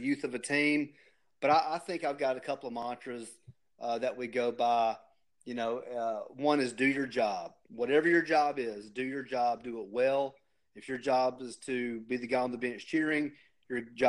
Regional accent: Warner Robins, Georgia, United States; moved away as an adult; also born or lived in Atlanta, Georgia; now in Chattanooga, United States; I grew up in Warner Robins

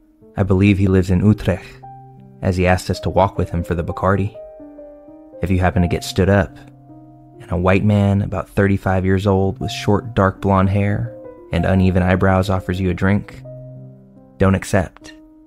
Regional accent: Tampa, Florida, United States; I'm from the Tampa, St. Petersburg area of Florida

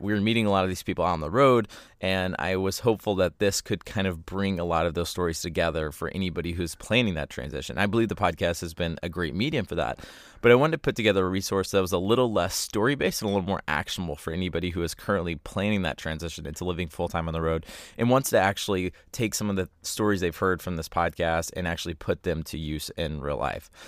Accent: Southeast Texas, United States; I grew up in Southeast Texas

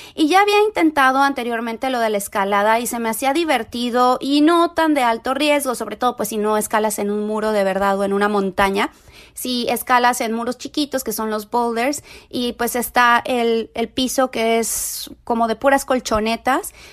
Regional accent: Mexico; moved away; soy mexicana viviendo en un país donde hay demasiado racismo

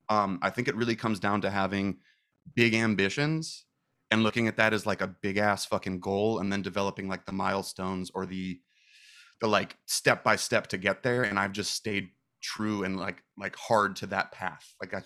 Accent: Manhattan Beach, California, United States; Yeah, I was born and raised in Manhattan Beach, little beach town kind of by like Hermosa.

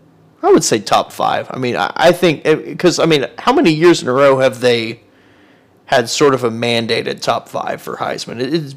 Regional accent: Edmond, Oklahoma, United States; I grew up in Edmond.

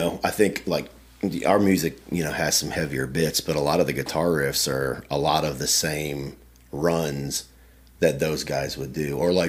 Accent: Nashville, Tennessee, United States; now in Winchester, United States; growing up in Nashville, you're not going to not be a product of country either.

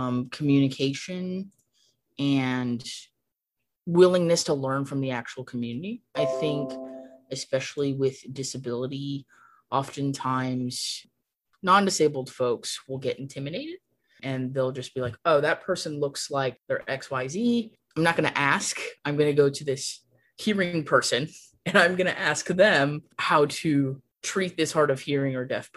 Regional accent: San Gabriel Valley, California, United States; moved away as an adult; now in Arizona, United States; I'm originally from California, and I was raised in the San Gabriel Valley in California

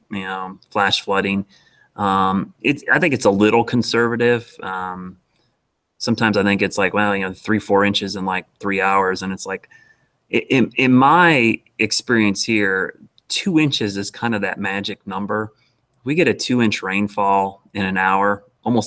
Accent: Ohio, United States; now in Charlotte, United States; growing up in Ohio

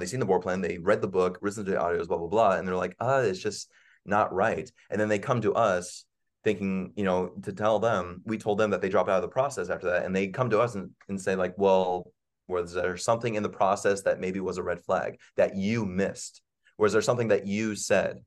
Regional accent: Virginia, United States; moved away; I grew up in Virginia

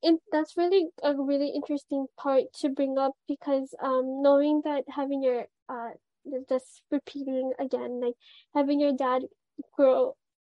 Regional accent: Waianae, Hawaii, United States; growing up in Waianae

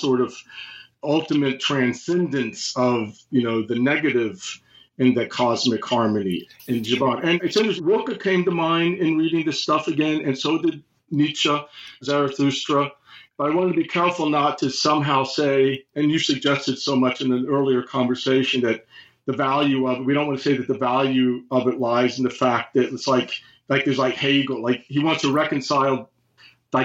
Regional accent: United States; as an American

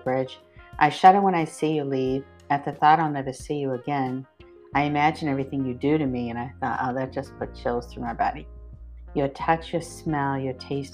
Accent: Westford, Massachusetts, United States; I grew up in Westford

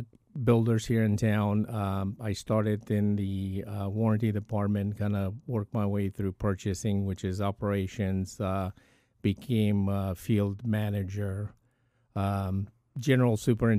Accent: Bucharest, Romania; so I grew up in Bucharest, Romania, which is East Europe, communist country.

